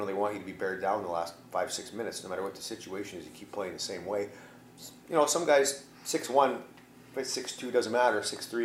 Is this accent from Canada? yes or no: yes; Edmonton, Alberta, Canada; I grew up in Edmonton watching him